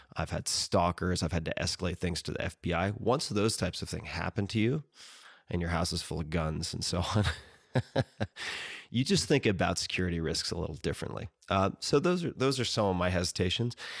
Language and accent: English; Long Island, New York, United States; I'm from Long Island